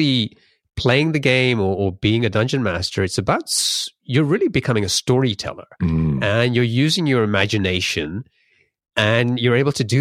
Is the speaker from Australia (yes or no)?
no; London, United Kingdom; moved away as an adult; now in Seattle area, United States; I grew up in London and I must have left around the time when you started doing the life training because I moved here around 2004